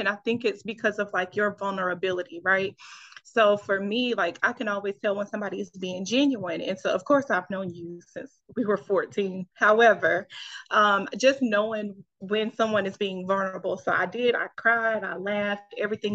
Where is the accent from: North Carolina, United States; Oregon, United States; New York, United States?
North Carolina, United States; Fayetteville; moved away as an adult; now in Los Angeles, United States; I am originally from Fayetteville, North Carolina, 26